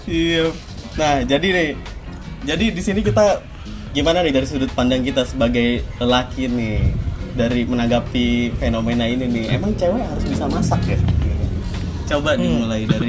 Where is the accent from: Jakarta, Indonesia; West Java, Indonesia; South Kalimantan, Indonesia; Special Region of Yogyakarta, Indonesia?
West Java, Indonesia; Bekasi; born there; Perkenalkan … asal dari Bali ya. Tapi Pasti. dari lahir dari Bekasi sih, asal orang tua doang